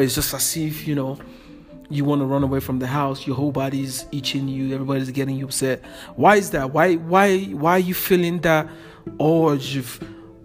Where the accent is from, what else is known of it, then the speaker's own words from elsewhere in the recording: Nigeria; moved away as an adult; I'm originally from West Africa, Nigeria, and I came to this country in 2015. I was about 28 years old when I came in. And growing up in Africa is really tough.